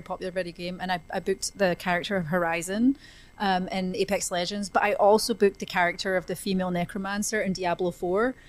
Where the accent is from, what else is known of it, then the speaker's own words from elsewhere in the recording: a little town just outside of Glasgow, Scotland, United Kingdom; now in Los Angeles, United States; I was born in a, a, little town just outside of Glasgow in Scotland